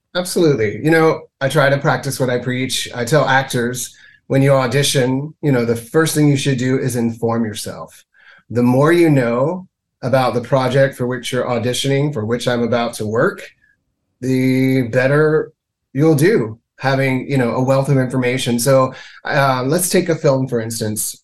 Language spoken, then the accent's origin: English; Mississippi, United States; moved away as an adult; now in Canada; I was born and reared in Mississippi